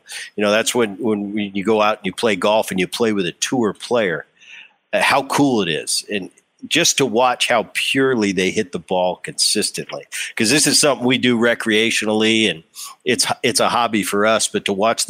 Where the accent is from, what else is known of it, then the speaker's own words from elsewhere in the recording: Medford, New Jersey, United States; And I grew up in Jersey. I love that. Oh man, I played hockey in the winter. We used to you know, shovel off the lakes.